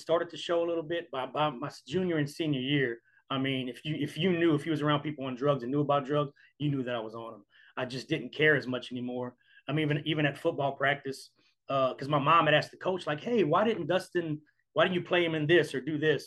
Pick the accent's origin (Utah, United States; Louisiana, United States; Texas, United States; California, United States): Louisiana, United States; Iota; also born or lived in Crowley, Louisiana / Port Sulphur, Louisiana; I was born in Crowley, Louisiana, which is right outside of Iota. But I think at the age of three, we moved to, it's called Port Sulphur.